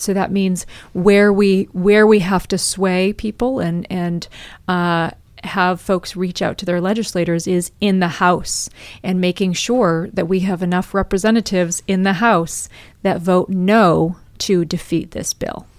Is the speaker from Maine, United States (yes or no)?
yes; Maine, United States; I was born and raised in Maine